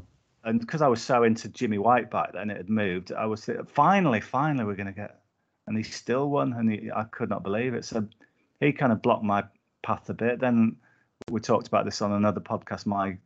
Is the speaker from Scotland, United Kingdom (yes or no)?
no; Whitehaven, North West England, United Kingdom; I grew up in Whitehaven in Cumbria